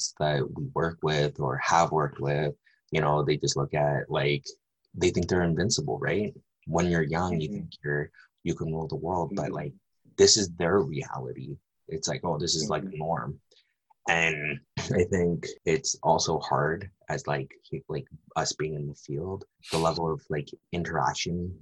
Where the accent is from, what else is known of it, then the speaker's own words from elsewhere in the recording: Vancouver, British Columbia, Canada; I'm from Vancouver, but I was entrenched in the downtown east side